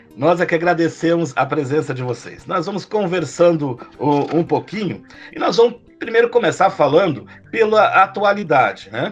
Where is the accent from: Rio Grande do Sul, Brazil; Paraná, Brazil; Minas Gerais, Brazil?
Rio Grande do Sul, Brazil; Taquari; sou de Taquari, né? Sou, ah, ah, ah, nasci nessa cidade